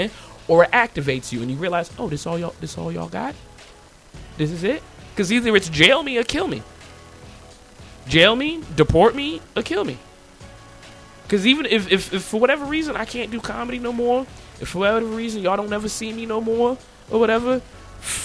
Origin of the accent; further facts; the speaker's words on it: United States; I was born here. Matter of fact, I was born on a Navy base on Memorial Day